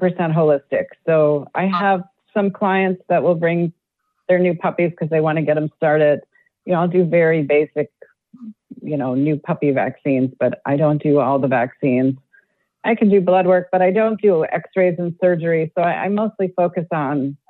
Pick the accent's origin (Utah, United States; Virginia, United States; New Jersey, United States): New Jersey, United States; moved away as an adult; also born or lived in Minnesota / Atlanta; now in Orlando, United States; how did I end up in Minnesota? I'm from New Jersey